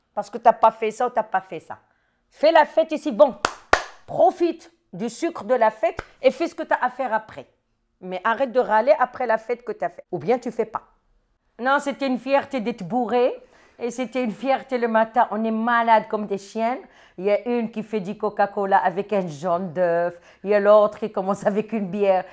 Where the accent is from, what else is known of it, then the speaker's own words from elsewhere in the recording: Morocco; moved away as an adult; now in France; je suis marocaine, d'origine du Maroc. J'ai étudié au Maroc, euh, j'ai passé mon bac au Maroc et je suis venue pour continuer mes études ici